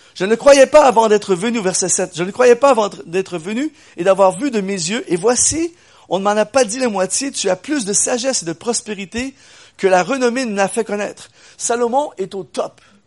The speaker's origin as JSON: {"language": "French", "region": "Quebec", "country": "Canada", "said": "je viens du Québec. C'est dur à discerner, mais je viens du Québec."}